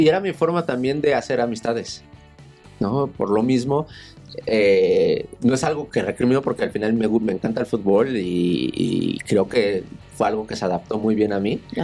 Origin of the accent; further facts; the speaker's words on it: Naucalpan, State of Mexico, Mexico; En satélite, en el Estado de México